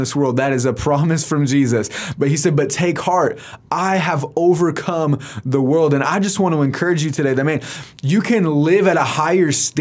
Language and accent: English; United States; American Christians